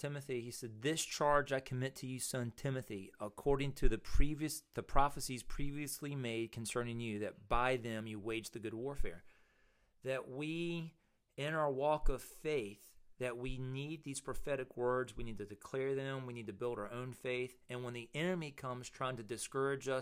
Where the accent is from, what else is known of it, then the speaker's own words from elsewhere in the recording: Mechanicsville, Virginia, United States; I'm in Mechanicsville, Virginia, my hometown